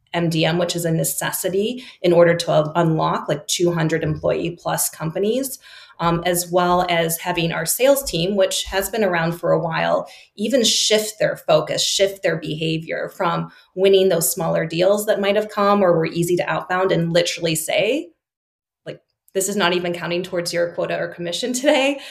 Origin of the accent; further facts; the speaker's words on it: Chicago, Illinois, United States; moved away as an adult; also born or lived in Singapore; moving back to my hometown of Chicago